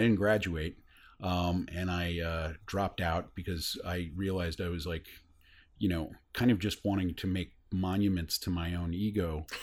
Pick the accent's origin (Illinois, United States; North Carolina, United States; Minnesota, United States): North Carolina, United States; moved away as an adult; also born or lived in Boston; I grew up in North Carolina